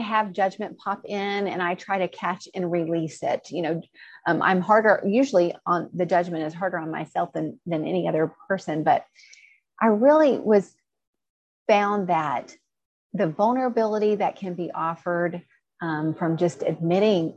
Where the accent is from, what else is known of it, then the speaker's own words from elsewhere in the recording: the South, United States; I grew up in the South